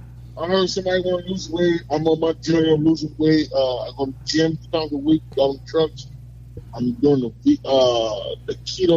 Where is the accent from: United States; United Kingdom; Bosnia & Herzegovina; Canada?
United States; New York City, New York; Northside Queens. I'm from Springfield Boulevard.